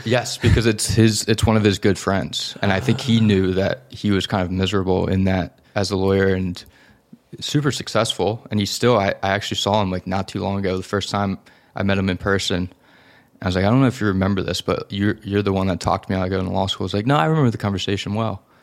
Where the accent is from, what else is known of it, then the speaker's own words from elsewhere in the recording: Philadelphia, Pennsylvania, United States; in Philadelphia, in a suburb outside of, outside the city